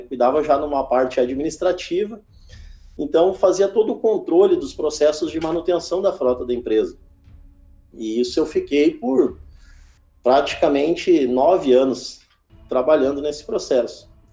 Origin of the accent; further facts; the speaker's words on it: Alvorada, Rio Grande do Sul, Brazil; also born or lived in Porto Alegre; eu nasci em Porto Alegre, aqui no Rio Grande do Sul mesmo, sou gaúcho, né, e me criei em Alvorada